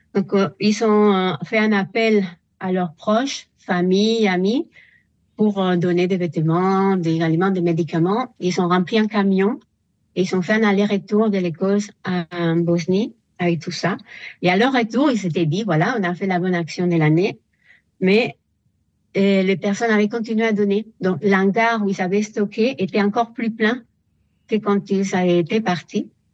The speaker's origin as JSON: {"language": "French", "country": "Spain", "second_language": "French", "moved": "as an adult", "lives_now": "France", "said": "je suis espagnole"}